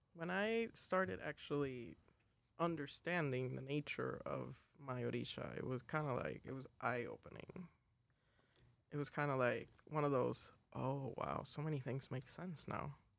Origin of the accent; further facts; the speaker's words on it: Caracas, Capital District, Venezuela; I am from Caracas, Venezuela